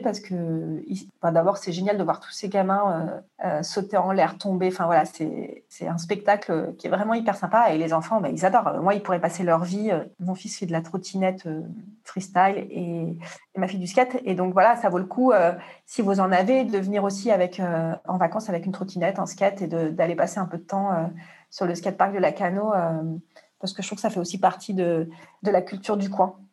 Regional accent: Marseille, Provence-Alpes-Côte d'Azur, France; je suis de Marseille

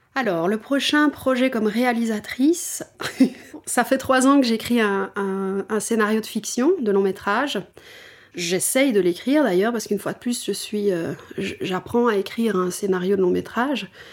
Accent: Wallonia, Belgium; now in Brussels, Belgium; maintenant je suis bruxelloise, hein, je ne suis plus wallonne

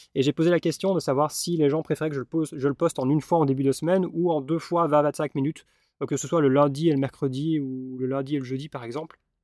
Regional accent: Belgium; je suis belge

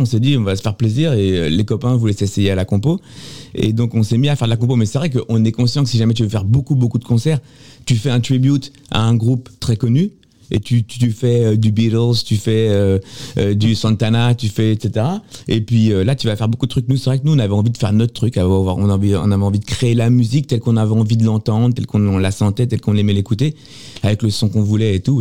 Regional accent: Sartrouville, Île-de-France, France; j'ai grandi ici moi j'ai grandi dans le quartier

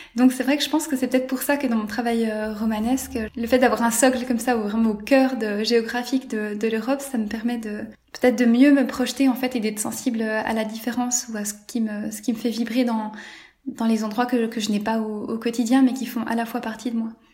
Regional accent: Switzerland; la ville où j'ai grandi en Suisse

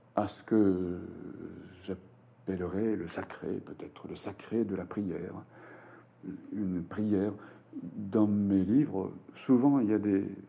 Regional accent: Japan; first language Japanese; French is a second language

